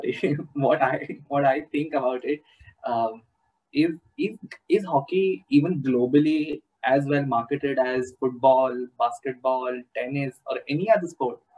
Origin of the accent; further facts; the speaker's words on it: India; The closest I've been to hockey is seeing kids from another school with the hockey kit. That's about it. My school had nothing to do with the sport, unfortunately enough.